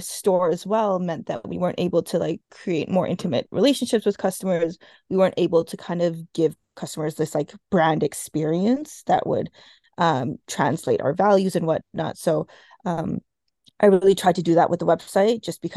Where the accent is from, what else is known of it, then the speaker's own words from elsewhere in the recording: Edmonton, Alberta, Canada; I'm from Edmonton.